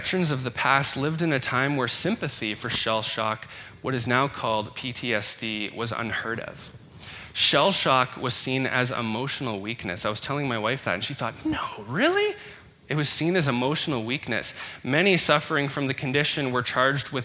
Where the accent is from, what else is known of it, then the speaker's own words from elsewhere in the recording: Canada; We're Canadian.